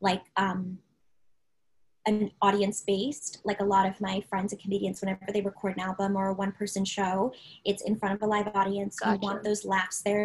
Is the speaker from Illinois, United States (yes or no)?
no; Maryland, United States; I'm from Maryland